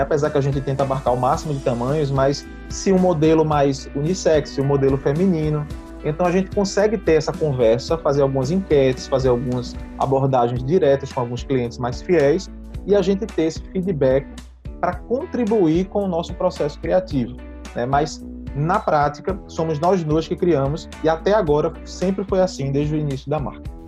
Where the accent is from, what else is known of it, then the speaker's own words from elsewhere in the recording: Recife, Pernambuco, Brazil; nós somos de Recife